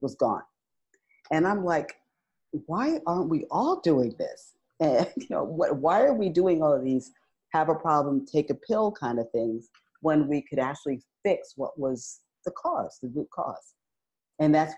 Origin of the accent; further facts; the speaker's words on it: New York City, New York, United States; moved away as an adult; also born or lived in Northeast North Carolina; to move from New York City, been born and raised there, to Northeast North Carolina